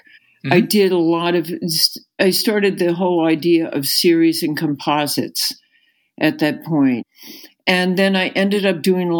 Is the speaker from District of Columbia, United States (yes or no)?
yes; Washington, District of Columbia, United States; growing up in the Washington, D.C. area